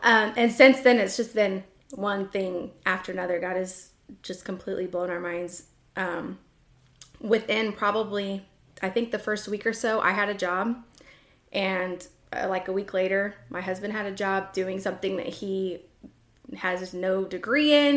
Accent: Washington, United States; I grew up in Washington State.

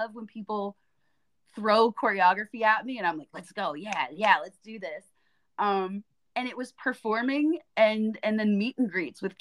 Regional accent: Pennsylvania, United States; now in New York, United States; I'm originally from Pennsylvania

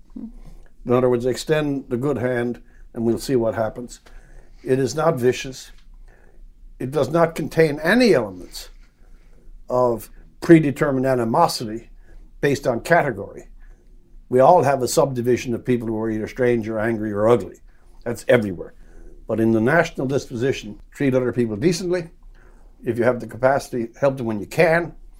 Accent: Newfoundland and Labrador, Canada; I'm from Newfoundland

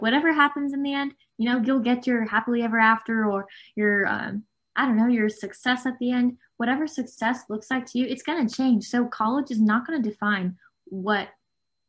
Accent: Southern California, United States; I am from Southern California

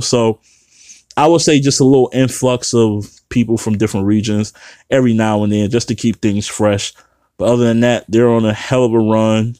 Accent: Midwest, United States; born or raised there

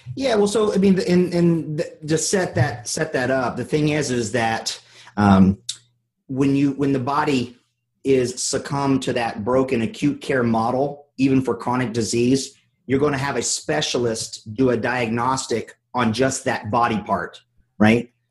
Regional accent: North Carolina, United States; I'm from North Carolina

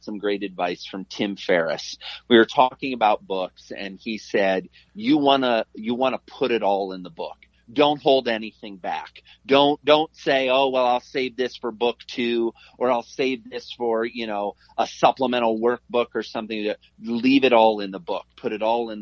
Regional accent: Iowa, United States; I'm a Midwestern kid. I grew up in Iowa.

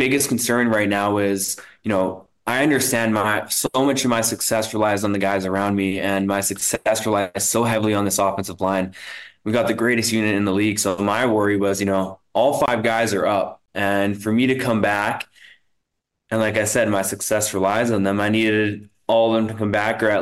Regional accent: Winnipeg, Manitoba, Canada; my hometown

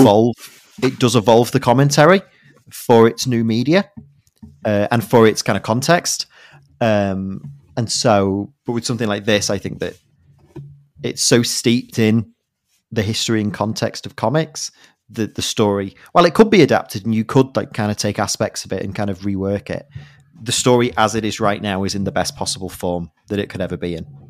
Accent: United Kingdom; As a Brit

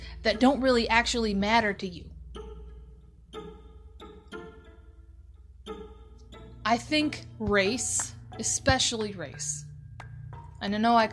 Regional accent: United States; we are programmed as American citizens

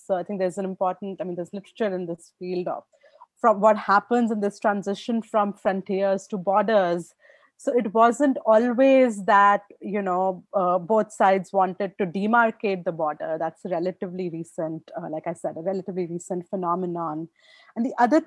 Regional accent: India; as an Indian

